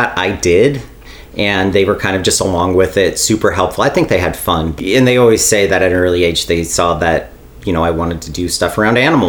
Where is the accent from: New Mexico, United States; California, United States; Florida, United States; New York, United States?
California, United States; Bishop; I was born and raised in Bishop, California, you know, the home of mule days